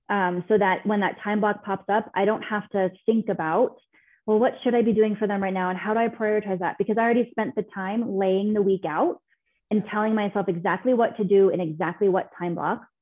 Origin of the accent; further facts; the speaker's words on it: Scotland, United Kingdom; It's like Loch Ness. I'm Scottish.